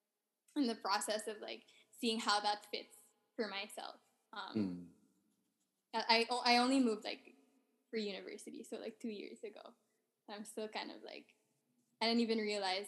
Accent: Philippines; now in Canada; I grew up in the Philippines

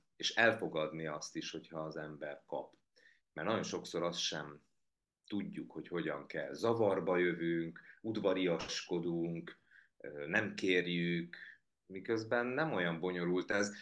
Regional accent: Hungary; also born or lived in Biharnagybajom; now in Budapest, Hungary; azt a közeget, amiben én nevelkedtem, miközben én nem is tudom, hogy hány év élek már Budapesten, már jóval régebb óta

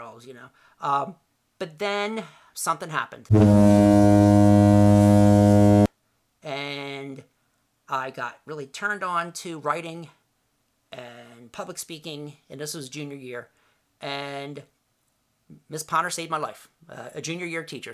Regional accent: Voorhees, New Jersey, United States; also born or lived in Camden, New Jersey; I lived in Voorhees, moved there in 1970 from Camden

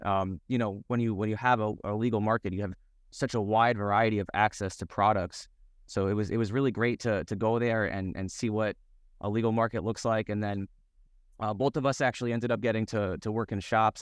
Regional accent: Yonkers, New York, United States; moved away as an adult; also born or lived in Seattle; I'm born and raised in New York in Yonkers

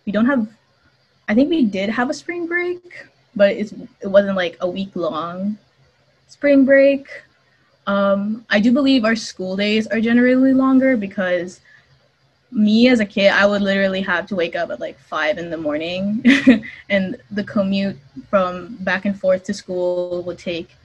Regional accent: Philippines; now in Indiana, United States; as kids, there's a lot of emphasis with like the with like being bilingual, by speaking Tagalog and English interchangeably

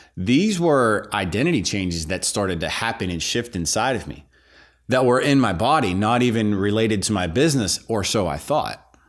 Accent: Pittsburgh, Pennsylvania, United States; I grew up in, in Pittsburgh, Pennsylvania

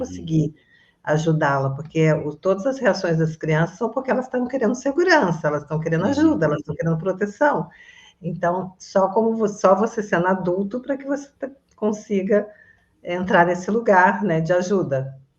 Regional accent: Resende, Rio de Janeiro, Brazil; moved away as an adult; now in Florianópolis, Brazil; eu sou originalmente de Resende, Rio de Janeiro. Eu estou morando em Floripa

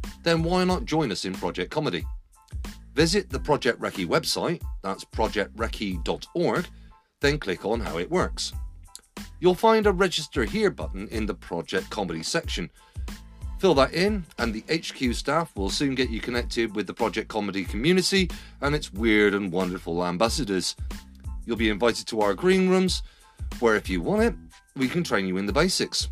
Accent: Yeovil, South West England, United Kingdom; I was born in Yeovil

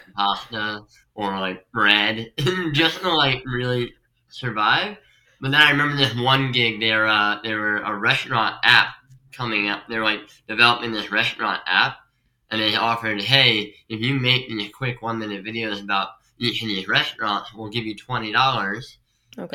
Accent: Pennsylvania, United States; moved away as an adult; also born or lived in Staten Island, New York; now in New York, United States; I'm from Pennsylvania

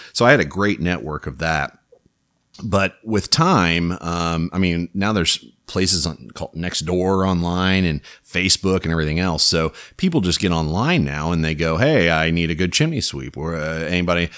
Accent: Louisburg, Kansas, United States; I grew up in Lewisburg, which is just south of Kansas City

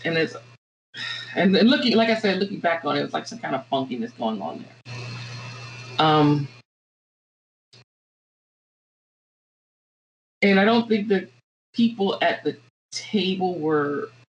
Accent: Virginia, United States; moved away; also born or lived in Florida; I grew up in Virginia, and I went to school in Florida, and my undergraduate education was in Florida

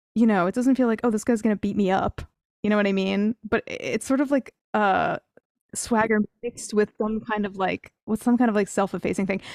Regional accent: New Jersey, United States; I grew up in New Jersey.

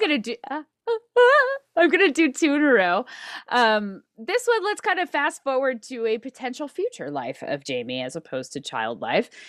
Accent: Reno, Nevada, United States; also born or lived in Manteca, California; I grew up in Reno, Nevada, though I did spend the first eight-ish years of my life in Manteca, California

